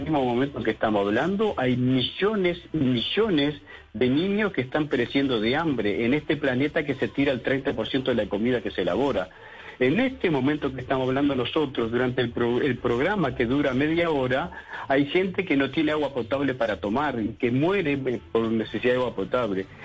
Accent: Uruguay

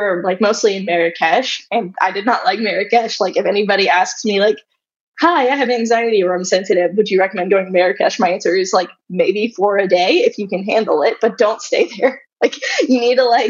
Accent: Arkansas, United States; I grew up in Arkansas, so we drove down from Arkansas to New Orleans

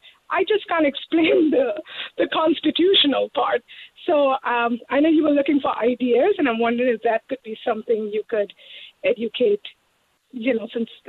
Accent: India; moved away as an adult; now in California, United States; So I'm an immigrant. I've been here for 20 years, and I'm from India.

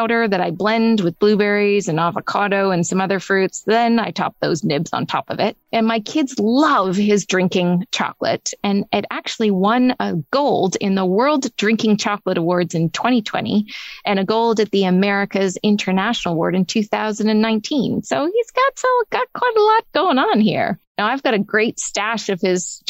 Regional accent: Toronto, Ontario, Canada; here in my hometown of Toronto

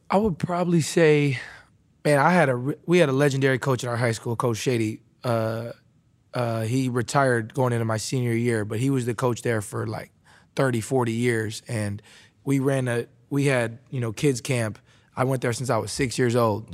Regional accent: Wisconsin, United States; moved away as an adult; I was a kid, uh, growing up in Wisconsin

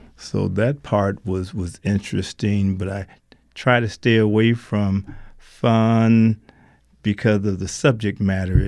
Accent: Alabama, United States; I was born in Alabama

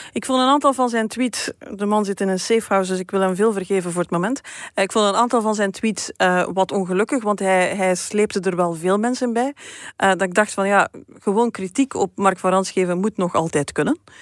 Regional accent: Beernem, Flanders, Belgium; moved away; uit de buurt van waar ik kom. Hè. Dat is eh, kanten van Beernem

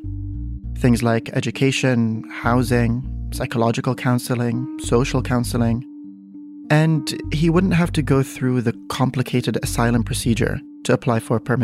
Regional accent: Czechia; also born or lived in Baghdad, Iraq; I'm from Czechia. I've seen it and heard it around my hometown and on local TV.

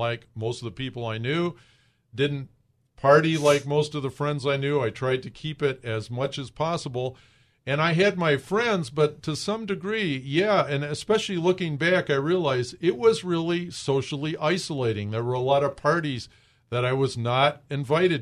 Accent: Michigan, United States; moved away; I'm of Greek descent, as you can tell by my name, and I grew up in Michigan, which was not a Mormon area.

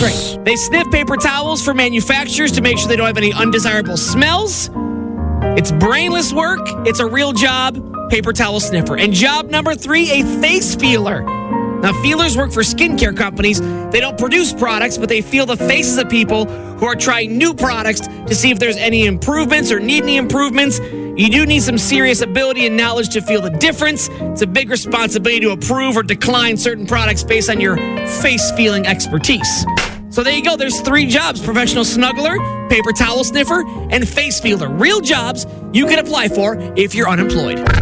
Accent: New York, United States; Growing up in New York

